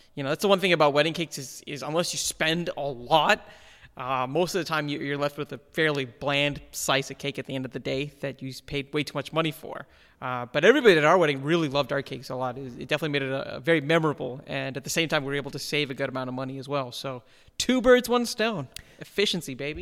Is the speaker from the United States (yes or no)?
no; India; moved away; being Indian